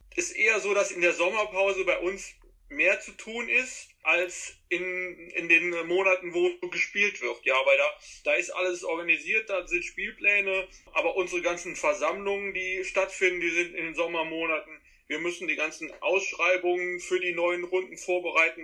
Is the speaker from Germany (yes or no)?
yes; Trier, Rhineland-Palatinate, Germany; bei uns in Trier, da ist man zu den Spielen gegangen und dann natürlich auch anschließend irgendwann in den Verein gekommen